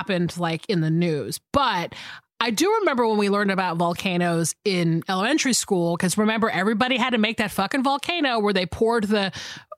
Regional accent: the South, Georgia, United States; now in Los Angeles, United States; I grew up in the South where, you know, we don't really have earthquakes in the South, even though there has been earthquakes in Georgia that I've felt

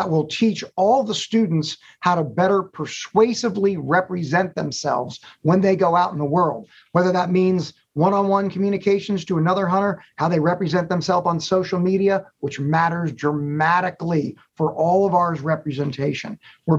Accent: Northern Virginia, United States; I grew up in the Northern Virginia area

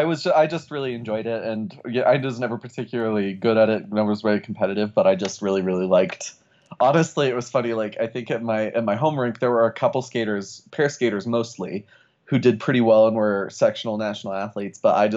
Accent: Fort Collins, Colorado, United States; also born or lived in Rockford, Illinois; I grew up in Fort Collins

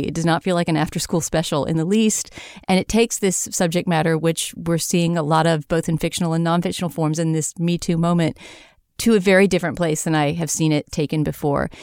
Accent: United States; a lowly Yank

